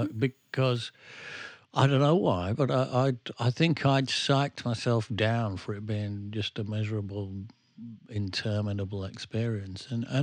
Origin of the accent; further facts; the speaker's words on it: England, United Kingdom; Well, I wouldn't know, mate, because I'm English.